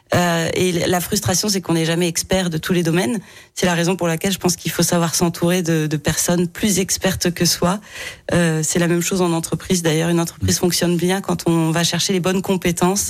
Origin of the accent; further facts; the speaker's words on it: Lyon, Auvergne-Rhône-Alpes, France; quand j'étais enfant à Lyon